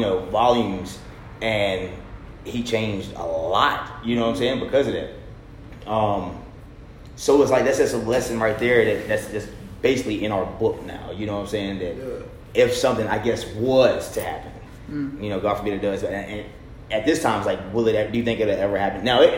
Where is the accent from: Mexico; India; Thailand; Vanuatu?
India; Yeah. I'm Indian.